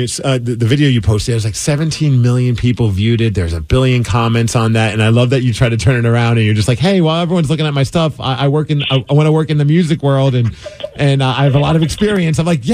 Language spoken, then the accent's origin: English; New York, United States; moved away; I grew up in New York and I went and spent a lot of time on subways